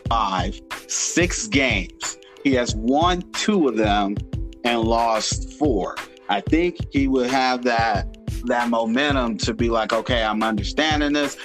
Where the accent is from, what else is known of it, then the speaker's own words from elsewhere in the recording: Indiana, United States; now in Arizona, United States; I'm from Indiana, but I reside in Arizona